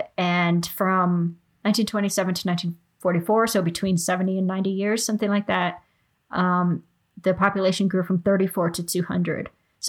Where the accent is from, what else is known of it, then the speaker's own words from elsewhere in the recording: Bavaria, Germany; born there; And I was born in Bavaria, so they're kind of like, they're really special to me.